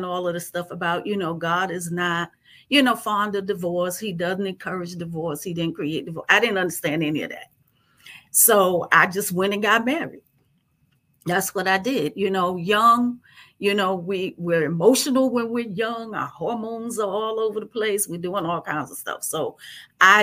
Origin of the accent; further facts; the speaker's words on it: New York, United States; moved away as an adult; also born or lived in Virginia; I was born and raised in New York